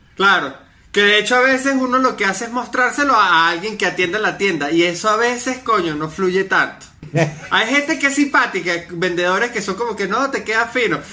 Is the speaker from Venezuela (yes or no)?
yes; Venezuela; moved away as an adult; now in Medellín, Colombia; cuando me fui de Venezuela